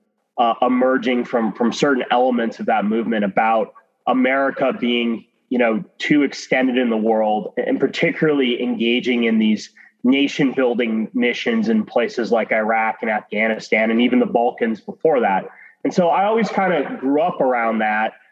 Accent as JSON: {"language": "English", "region": "Arizona", "country": "United States", "tie": "born or raised there", "said": "I grew up in Arizona"}